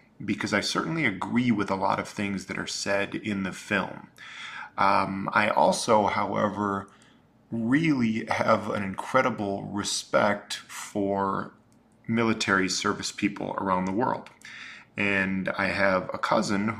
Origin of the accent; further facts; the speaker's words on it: United States; as an American